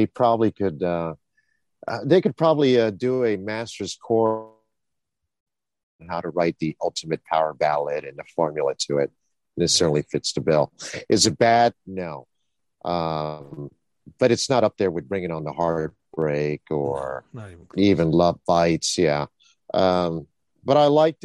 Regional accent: Tampa, Florida, United States; I'm from Tampa, Florida

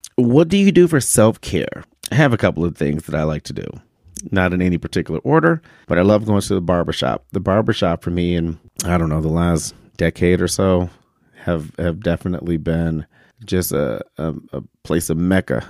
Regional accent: Detroit, Michigan, United States; we grew up in Detroit and Detroit's dirty.

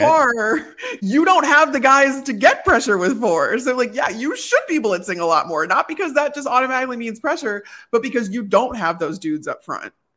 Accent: Chicago, Illinois, United States; moved away as an adult; also born or lived in Phoenix / Tampa; growing up in Chicago

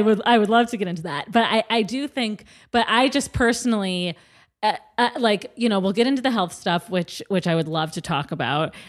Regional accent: Midwest, United States; I'm also from the Midwest

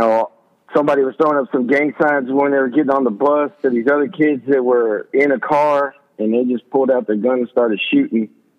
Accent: Austin, Texas, United States; also born or lived in Temple, Texas; when I grew up in East Austin, I mean, it was you know, a neighborhood thing. Like when I first moved down to, I was born in Temple, a little town, and we moved up to East Austin.

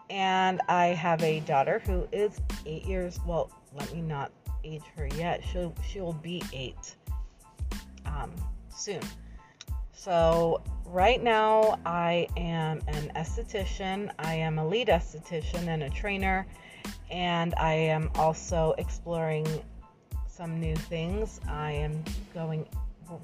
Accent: New Jersey, United States; born there; now in Florida, United States; I live in Florida. I was born in New Jersey. I am from both places, I say equally, because I've been in both places equal amount of time.

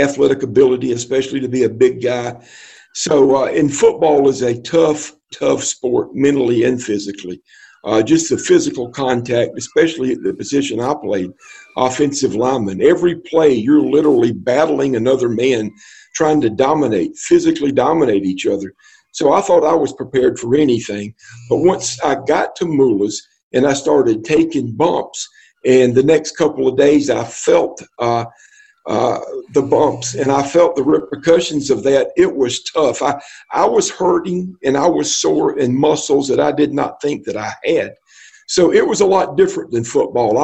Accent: Columbia, South Carolina, United States; there was a wrestling school in my hometown of Columbia

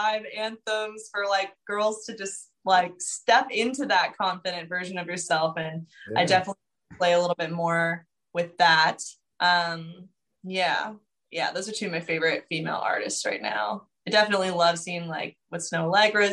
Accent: the Valley, California, United States; I'm from the Valley, so we're both like Cali people

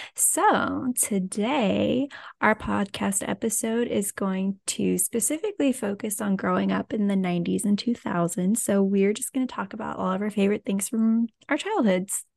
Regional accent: Lafayette, Louisiana, United States; so I'm from South Louisiana. So I and I didn't move at all. So I grew up in the same place.

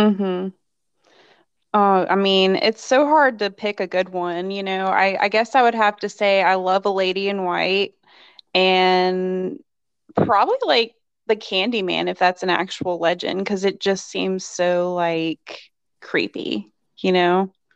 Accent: Bent Mountain, Virginia, United States; I grew up in Bent Mountain. It was like this kind of um, woodsy area, kind of in the rural area

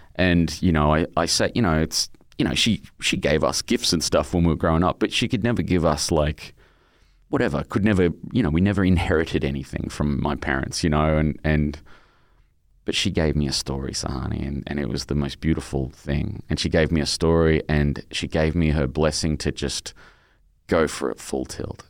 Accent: Brisbane, Queensland, Australia; my childhood where my mum had fallen in love with this heroin dealer out in my hometown, Brisbane

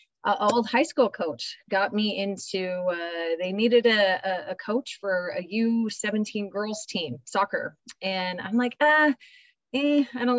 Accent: Minnesota, United States; I'm Minnesota, born and raised

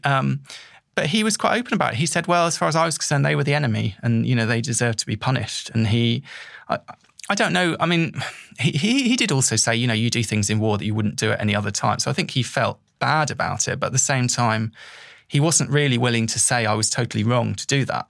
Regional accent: England, United Kingdom; I was going there as someone from the mainland, you know, going there as an English person

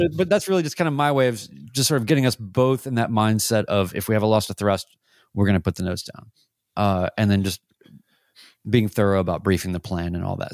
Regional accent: Winston-Salem, North Carolina, United States; now in Nashville, United States; I went back home to Winston-Salem, North Carolina, my hometown, uh, here from Nashville

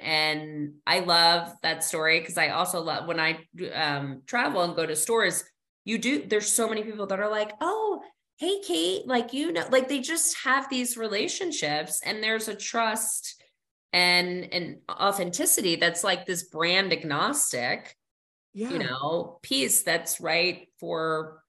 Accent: New Jersey, United States; I'm from New Jersey. I like invented the mall.

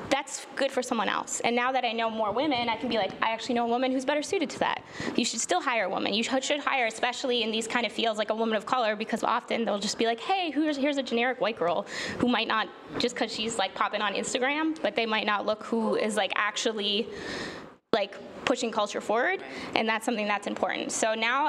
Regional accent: Canada; also born or lived in Toronto; I'm Canadian

